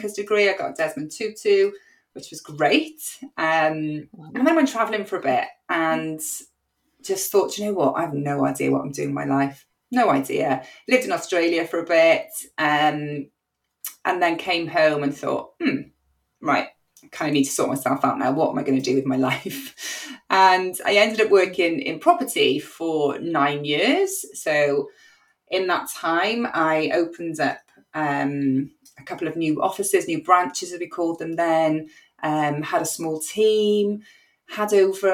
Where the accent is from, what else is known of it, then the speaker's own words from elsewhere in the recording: Cardiff, Wales, United Kingdom; I'm a very proud Cardiff born and bred girl.